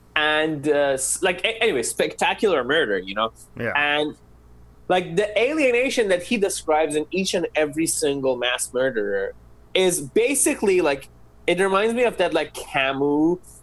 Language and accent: English; Iran; I'm Middle Eastern, I'm from Iran.